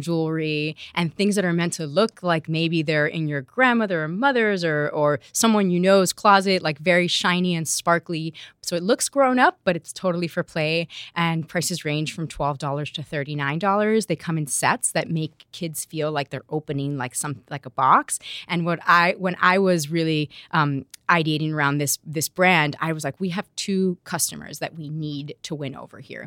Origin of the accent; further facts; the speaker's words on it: Miami, Florida, United States; also born or lived in Madrid, Spain; we grew up in Miami